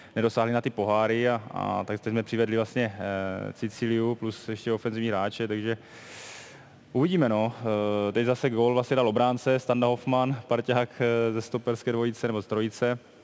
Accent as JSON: {"language": "Czech", "country": "Germany", "tie": "born or raised there", "moved": "yes", "said": "to mě pomohlo, že jsem vyrůstal v Německu"}